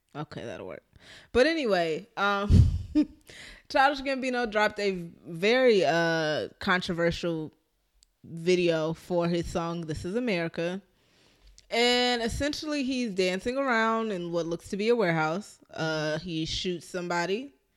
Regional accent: Philadelphia, Pennsylvania, United States; I'm from North Philly

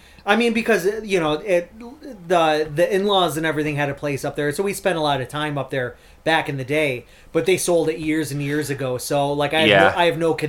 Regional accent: Bay City, Michigan, United States; also born or lived in West Virginia; I grew up here my entire life

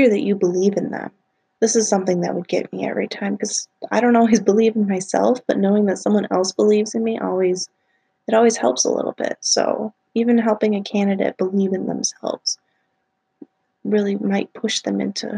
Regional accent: Wisconsin, United States; I'm from Wisconsin

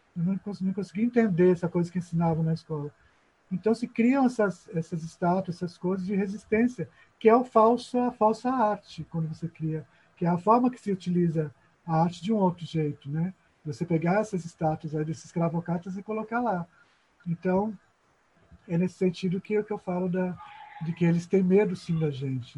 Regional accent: São Paulo, Brazil; moved away as an adult; now in Maranhão, Brazil; na minha adolescência lá em São Paulo

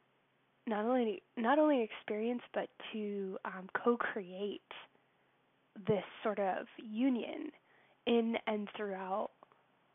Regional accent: United States; I'm from the States, so that's not my native country

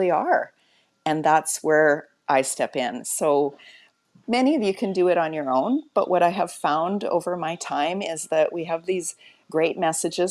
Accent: Alberta, Canada; now in Mexico; I'm actually from Alberta, Canada, currently in Mexico.

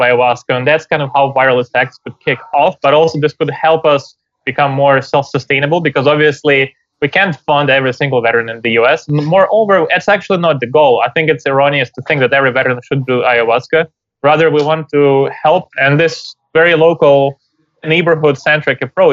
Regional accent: Ukraine; moved away; I'm from Ukraine originally

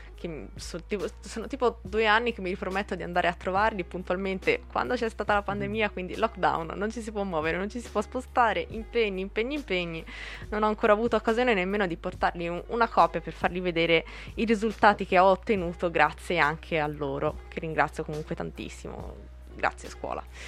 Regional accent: Pescia, Tuscany, Italy; also born or lived in Borgo a Buggiano; nata a Pescia, vivo a Borgo Buggiano, quindi sono toscana

